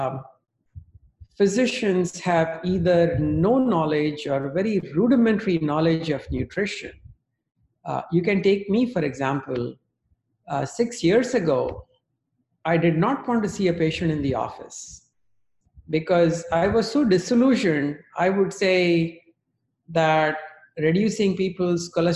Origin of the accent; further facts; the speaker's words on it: India; moved away; I grew up in India